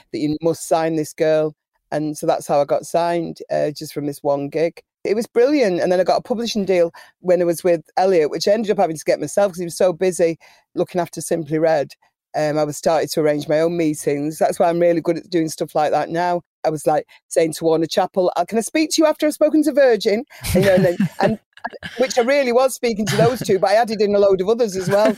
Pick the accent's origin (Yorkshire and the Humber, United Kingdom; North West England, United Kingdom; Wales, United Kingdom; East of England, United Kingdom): North West England, United Kingdom; Manchester; also born or lived in Prestwich; I grew up um, Miles Platting for a bit and then Cheetham Hill